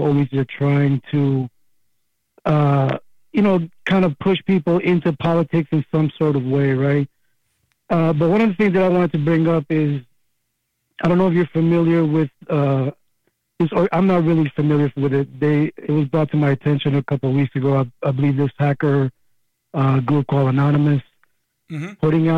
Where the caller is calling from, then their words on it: Pennsylvania, United States; Hi, Kramer.